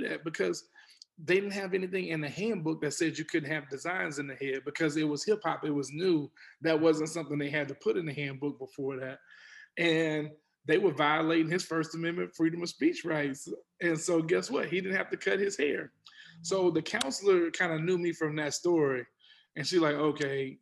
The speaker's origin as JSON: {"language": "English", "town": "Houston", "region": "Texas", "country": "United States", "tie": "born or raised there", "said": "I grew up in Texas. I grew up in Houston"}